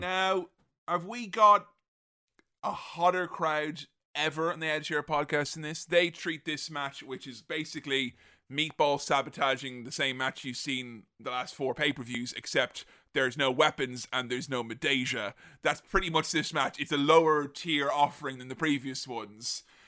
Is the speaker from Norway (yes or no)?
no; Galway, Connacht, Ireland; my hometown of Galway